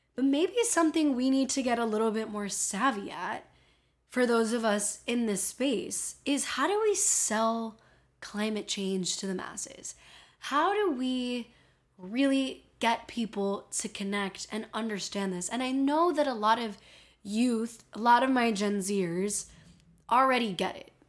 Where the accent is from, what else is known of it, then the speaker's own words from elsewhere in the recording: Miami, Florida, United States; accent: Miami; my Miami accent's